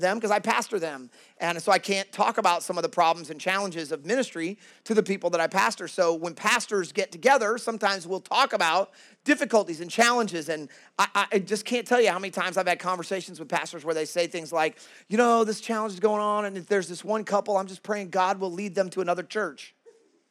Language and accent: English; Kansas City, United States; moved away as an adult; now in Worcester, United States; I'm originally from Kansas City. I'm a Midwestern guy.